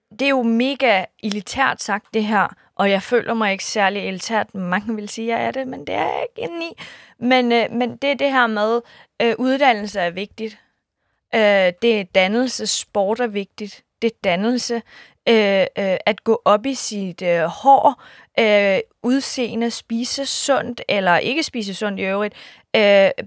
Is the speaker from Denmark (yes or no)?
no; Iran; Jeg er kurder fra Iran. Det er en minoritet, hvor øh, der bor 10 procent.